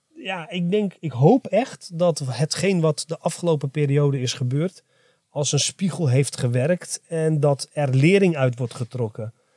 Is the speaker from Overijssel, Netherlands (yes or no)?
yes; Enschede, Overijssel, Netherlands; ik ben trots dat ik een Arabisch-Turkse tukker ben, uh, geboren getogen in Enschede